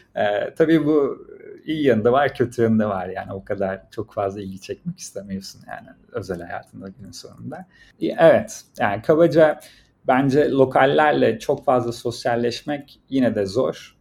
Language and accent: Turkish; Turkey; moved away as an adult; also born or lived in Shanghai, China / Beijing, China / Shenzhen, China; now in China; ben Türkiye'denim